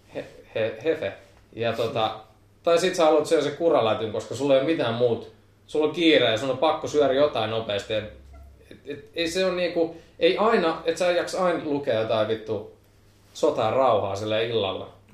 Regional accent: Pori, Satakunta, Finland; mä oon porilainen

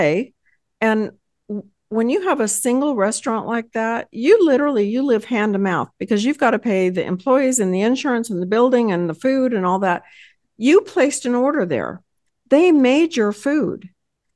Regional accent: Texas, United States; I hail from Texas

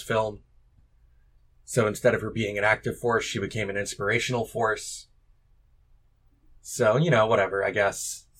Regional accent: Maine, United States; I'm from Maine.

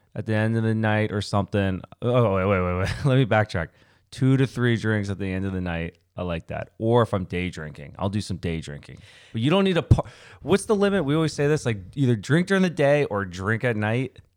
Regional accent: Winchester, Virginia, United States; also born or lived in Connecticut; I moved from Connecticut when I was eight, and then I stayed in Winchester till college

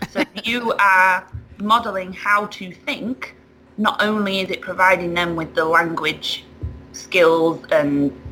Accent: United Kingdom; now in United States; Um, well, I have moved from the UK to the US

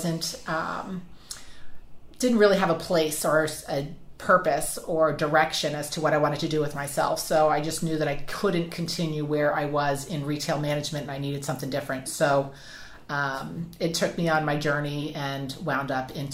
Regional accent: New Jersey, United States; moved away as an adult; now in South Carolina, United States; I'm from New Jersey originally, born and raised with 9 brothers and sisters

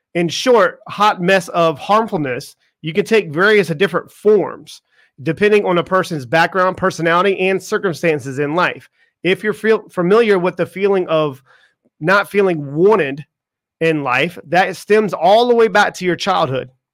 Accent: Charleston, South Carolina, United States; moved away as an adult; I grew up in Charleston, South Carolina

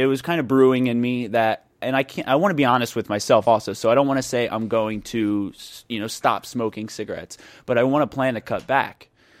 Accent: Philadelphia, Pennsylvania, United States; I'm from Philadelphia

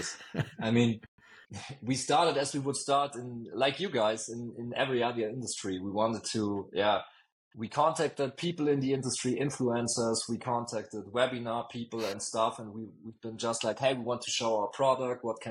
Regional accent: Bavaria, Germany; also born or lived in Munich; I'm from Bavaria, and I'm obviously also a proud Bavarian, and I'm proud to live here in Munich

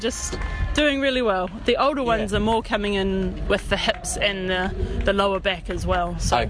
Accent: Auckland, New Zealand; I am from Auckland, West Auckland, and we are just massaging down here at the Masters track and field.

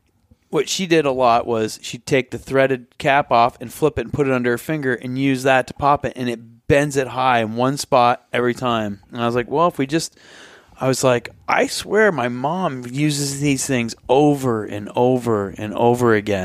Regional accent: Vermont, United States; I visited people that I grew up near them in Vermont

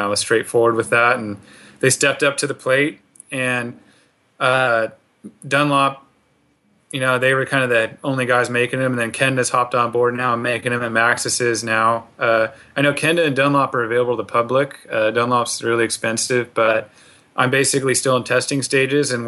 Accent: Silicon Valley, California, United States; I'm from the Silicon Valley

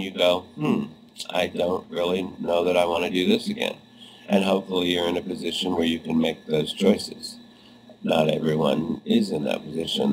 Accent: Los Angeles, California, United States; moved away as an adult; now in New York City, United States; in my hometown of Los Angeles

